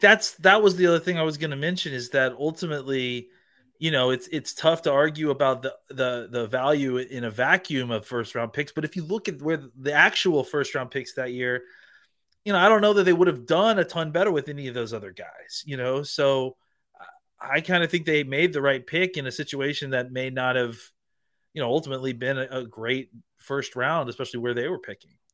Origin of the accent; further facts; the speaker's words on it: Dallas, Texas, United States; my hometown and our home hometown of Dallas, Texas